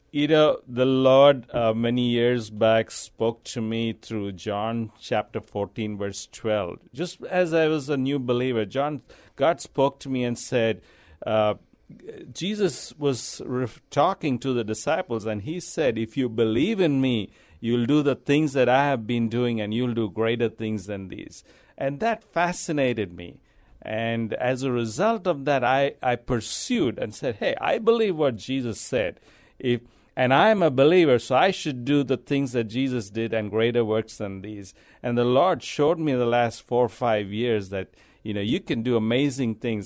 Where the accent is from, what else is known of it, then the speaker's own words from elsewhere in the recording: India; moved away as an adult; also born or lived in Abu Dhabi, United Arab Emirates / Dubai, United Arab Emirates; now in San Antonio, United States; I'm from India. I, I was born there. I lived there most of my life.